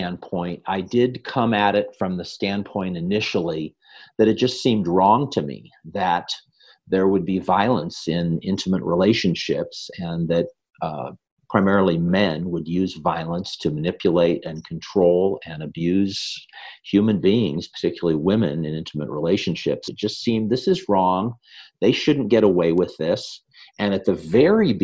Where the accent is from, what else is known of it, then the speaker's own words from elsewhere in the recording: Northern California, United States; now in San Diego, United States; I grew up in Northern California, grew up at a camp called Mount Hermon in the Santa Cruz Mountains